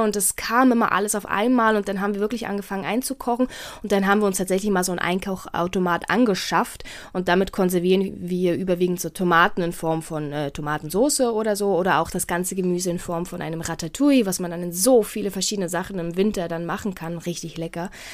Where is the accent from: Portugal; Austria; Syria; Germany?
Portugal; moved away; in meinem Heimatland in Portugal